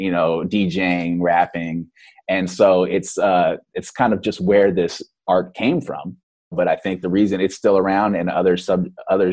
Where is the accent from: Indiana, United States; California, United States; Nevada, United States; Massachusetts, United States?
California, United States; Oakland; the culture that I grew up in, growing up in East Oakland, California